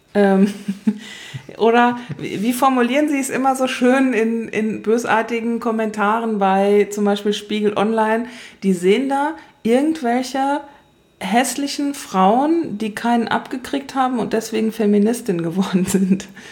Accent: western Germany, Germany; Ich bin im Westen aufgewachsen

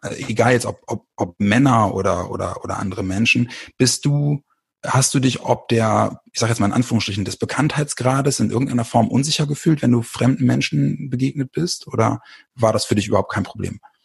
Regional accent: Bremen, Germany; moved away as an adult; also born or lived in small town south of Hamburg; now in near Hamburg, Germany; komme aus Bremen

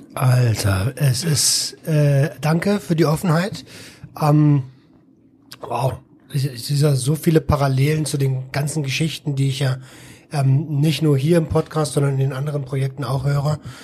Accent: Berlin, Germany; ich als ähm, als ja Berliner Stadtkind

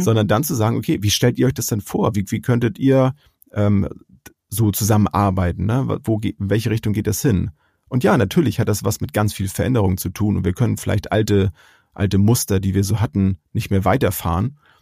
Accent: Germany; bei uns in Deutschland

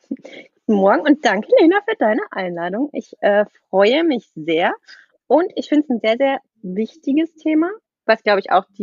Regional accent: Baden-Württemberg, Germany; ich komme aus der Nähe von Freiburg

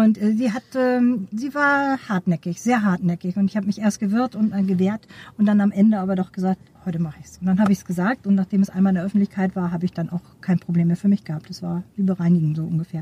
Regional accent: Neumünster, Schleswig-Holstein, Germany; ich komme aus Neumünster, bin da geboren

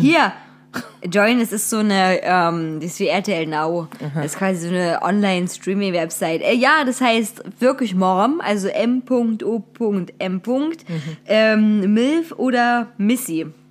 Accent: Wilkau-Haßlau, Saxony, Germany; Wilke Haslau, Tor des Erzgebirges, bin ich zur Schule gegangen.

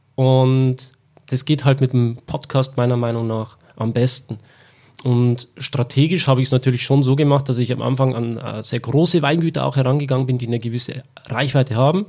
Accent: Weiden, Bavaria, Germany; in Weiden, wo ich herkomme

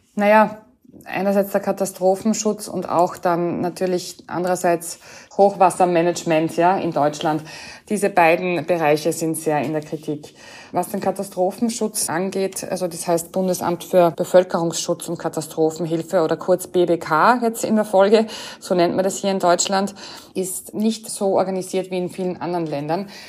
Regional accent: Austria; als Österreicherin

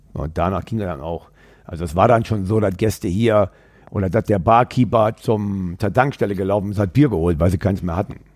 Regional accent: Upper Lusatia, Saxony, Germany; moved away as an adult; also born or lived in Weida, Thuringia; now in Duisburg, Germany; Aufgewachsen bin ich dann in Sachsen, ein Stück weit weg von Dresden noch, also an der polnisch-tschechischen Grenze im Dreiländereck in der Oberlausitz

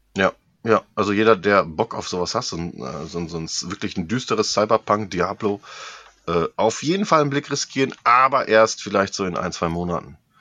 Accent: hometown with the Aasee lake, North Rhine-Westphalia, Germany; als ich über die Heimatstadt geflogen bin, so unseren äh, beliebten Aasee

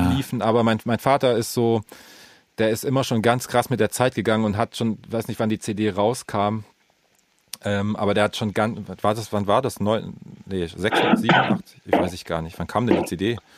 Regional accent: the East, eastern Germany, Germany

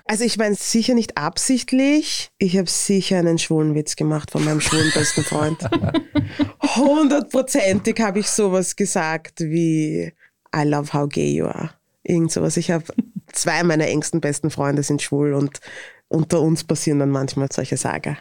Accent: Vienna, Austria; accent: Viennese; Akzent und mein Dialekt ist sehr wienerisch

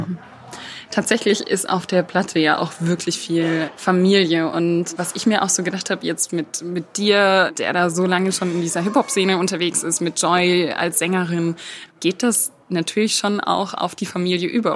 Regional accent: Stuttgart, Baden-Württemberg, Germany; accent: Swabian; now in Berlin, Germany; wenn ich mal länger wieder in der Heimat bin, dann hört man mir das sofort an.

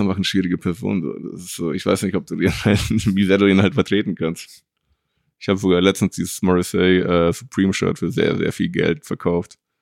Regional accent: Mexico; now in Munich, Germany; ich bin gebürtiger Mexikaner

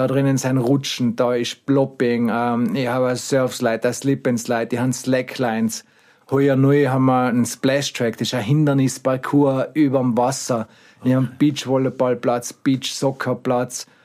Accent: Sölden, Tyrol, Austria; now in Haiming, Austria; bin gebürtiger Ötztaler aus Sölden, wohne mittlerweile in Harming heraus

